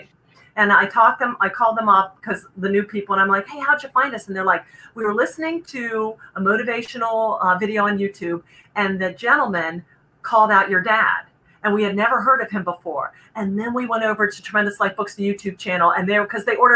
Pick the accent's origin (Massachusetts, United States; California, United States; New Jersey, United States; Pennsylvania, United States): Pennsylvania, United States; Camp Hill; Born and raised in Camp Hill, Pennsylvania, which is right outside of Harrisburg.